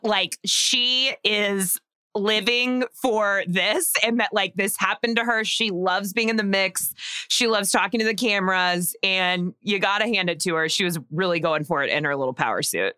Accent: Texas, United States; I grew up in Texas

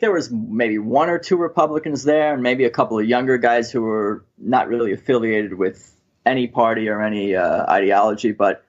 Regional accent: Long Island, New York, United States; moved away as an adult; now in Los Angeles, United States; Well, I'm originally from Long Island in New York, and I've lived in Los Angeles for over a decade now

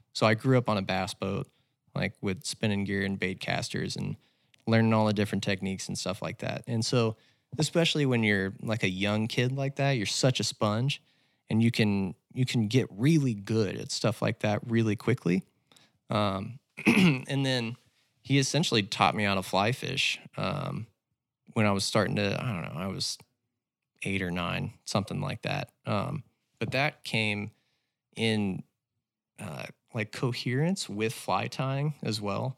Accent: Little Rock, Arkansas, United States; also born or lived in Fayetteville, Arkansas; I was born and raised in Little Rock and then came up to Fayetteville for school

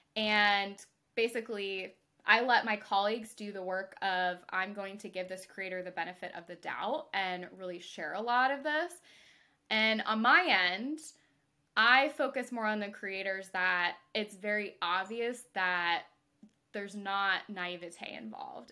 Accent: Mississippi, United States; I'm from Mississippi

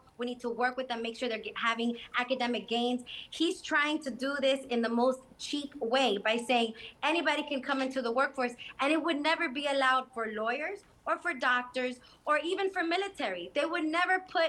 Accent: Hialeah, Florida, United States; I grew up in Hialeah, and so my neighbors and a lot of my colleagues and friends are Cuban or of Cuban descent.

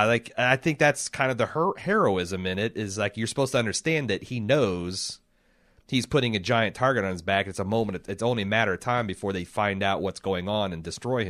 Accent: United States; As an American

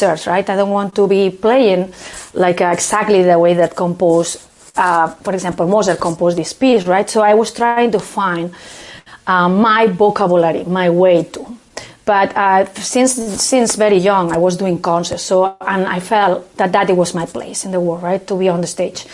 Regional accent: Barcelona, Catalonia, Spain; English is a second language; moved away as an adult; now in Boston, United States; I am from Barcelona and I was raised in a family that the flamenco was very

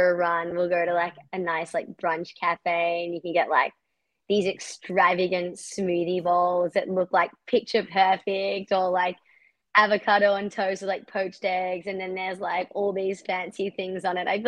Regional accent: Australia; now in United States; No, I swear I'm still Australian because everyone in America is like, you sound so Australian.

